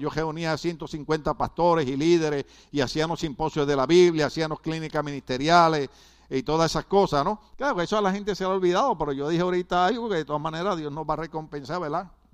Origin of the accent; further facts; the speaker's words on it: Puerto Rico; now in United States; nosotros los puertorriqueños que somos ciudadanos americanos